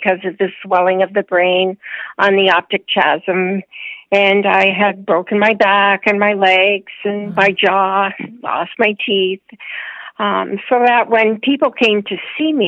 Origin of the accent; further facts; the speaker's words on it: Windsor, Ontario, Canada; I grew up in outside of Windsor, Ontario, on a farm.